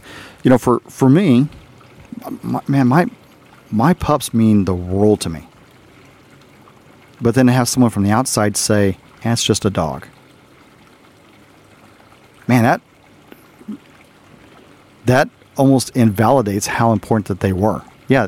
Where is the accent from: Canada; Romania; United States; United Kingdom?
United States; the South, Texas; also born or lived in Arizona / Germany; I'm from the South